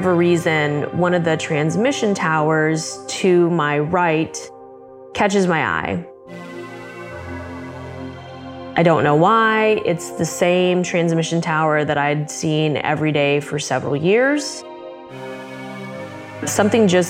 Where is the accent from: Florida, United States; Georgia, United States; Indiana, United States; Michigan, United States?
Michigan, United States; Southwest; I grew up in Southwest Michigan in what I would consider to be a fairly rural area